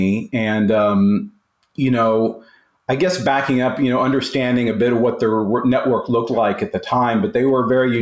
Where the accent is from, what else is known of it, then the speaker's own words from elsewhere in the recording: Oklahoma, United States; moved away; I'm originally from Oklahoma